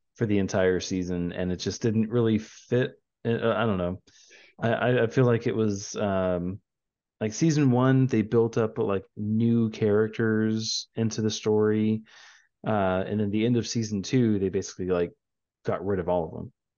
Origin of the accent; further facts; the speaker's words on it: San Antonio, Texas, United States; We are from San Antonio